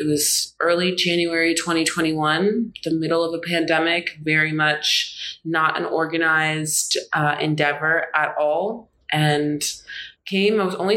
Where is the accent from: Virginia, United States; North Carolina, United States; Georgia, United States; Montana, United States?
Virginia, United States; Charlottesville; moved away as an adult; now in Abidjan, Ivory Coast; I'd grown up in Charlottesville my whole life, born and raised there, Charlottesville, Virginia